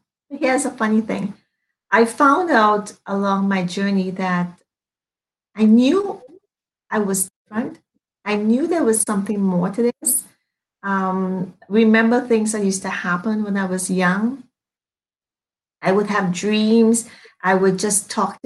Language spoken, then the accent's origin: English; Trinidad & Tobago; now in Toronto, Canada; I am from Trinidad and Tobago, and I've been here for quite some time